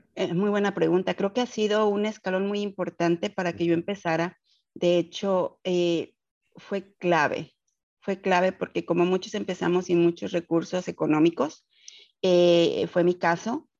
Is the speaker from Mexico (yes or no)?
yes; Mexico City, Mexico; moved away as an adult; now in Houston, United States; soy originaria de la Ciudad de México y radico en Houston, Texas, desde hace aproximadamente 12 años.